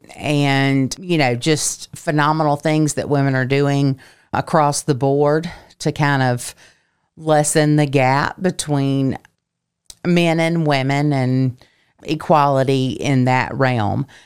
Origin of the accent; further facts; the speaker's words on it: Lincolnton, Georgia, United States; now in Augusta, United States; I have only lived in Augusta for seven years, coming from my hometown of Lincolnton, Georgia